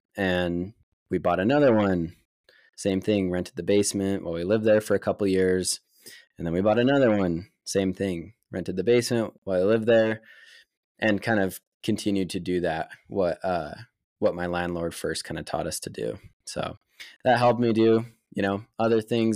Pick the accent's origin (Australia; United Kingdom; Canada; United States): United States; Lehi, Utah; I grew up in Lehigh, Utah